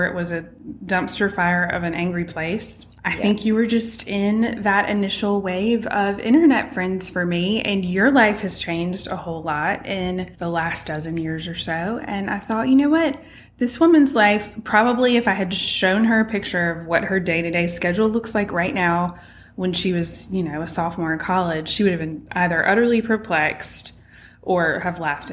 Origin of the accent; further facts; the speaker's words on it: Greenville, United States; also born or lived in England; my hometown here in Greenville